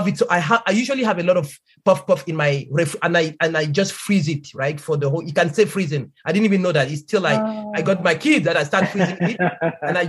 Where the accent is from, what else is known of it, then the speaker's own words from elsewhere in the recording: Cameroon; moved away; I grew up in Cameroon